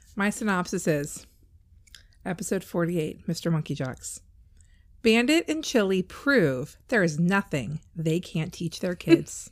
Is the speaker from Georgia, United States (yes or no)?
no; California, United States; I grew up in California